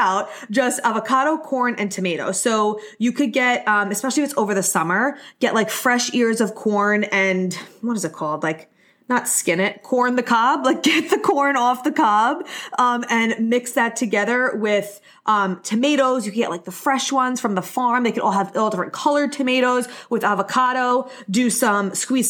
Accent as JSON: {"language": "English", "area": "Long Island", "region": "New York", "country": "United States", "said": "I'm from Long Island. I don't say cookouts. We say barbecue"}